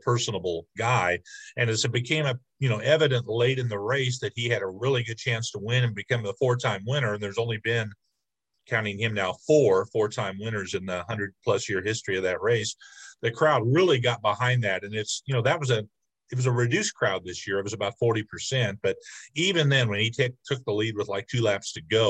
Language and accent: English; Bloomington, Illinois, United States; I grew up near Bloomington